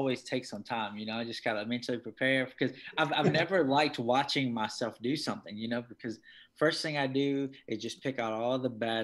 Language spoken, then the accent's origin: English; Martinsville, Virginia, United States; now in Florida, United States; I'm originally from Martinsville, Virginia